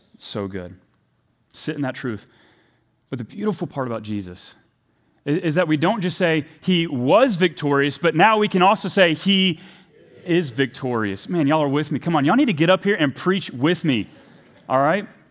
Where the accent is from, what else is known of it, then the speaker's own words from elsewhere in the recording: the South, United States; I'm from the South